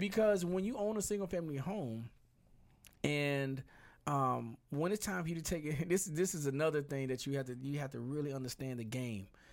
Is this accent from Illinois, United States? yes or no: no; Birmingham, Alabama, United States; moved away; I'm originally from Birmingham, Alabama, which is about two, two hours and some change away.